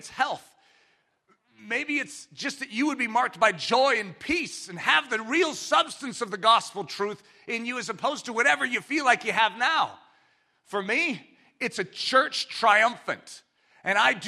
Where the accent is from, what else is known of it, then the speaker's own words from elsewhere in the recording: United States; I'm an American. I grew up in this country